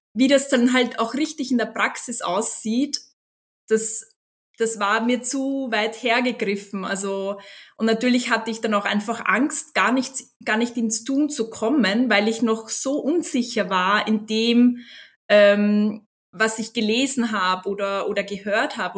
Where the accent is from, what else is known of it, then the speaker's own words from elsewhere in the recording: Austria; also born or lived in London / Vilnius; ich bin aus Österreich, 33 Jahre alt